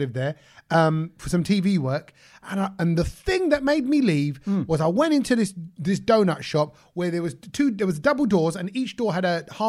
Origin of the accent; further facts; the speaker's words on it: United Kingdom; I am so British